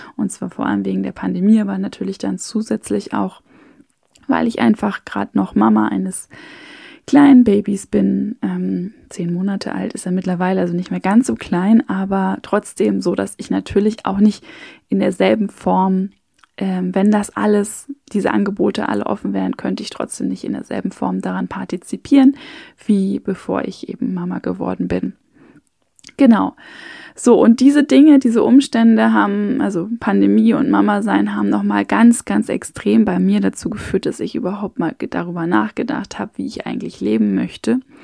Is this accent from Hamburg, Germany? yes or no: yes; Hamburg, Germany; moved away as an adult; now in Vienna, Austria; ich bin in Hamburg aufgewachsen, also in einer Großstadt